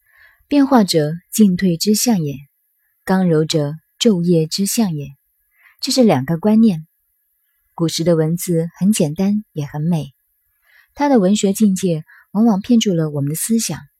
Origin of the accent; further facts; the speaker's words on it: China; 所以，我们中国人。动辄称道上古如何，认为越到后来人越堕落越腐化